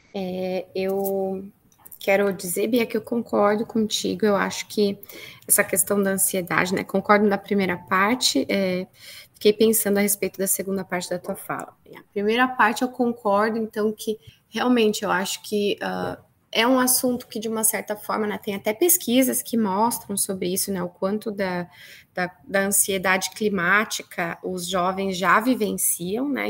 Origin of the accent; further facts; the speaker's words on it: Rio Grande do Sul, Brazil; eu sou aqui do Rio Grande do Sul